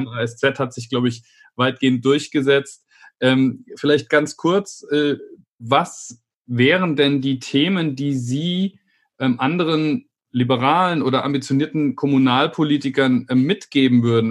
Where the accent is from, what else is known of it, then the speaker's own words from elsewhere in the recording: Idar-Oberstein, Rhineland-Palatinate, Germany; ich bin in Ida Oberstein aufgewachsen